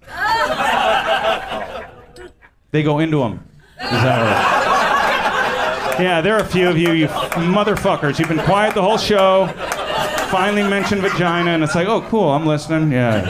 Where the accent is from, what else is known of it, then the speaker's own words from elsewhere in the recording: California, United States; So yeah, growing up in Orange County, mostly white, we played sports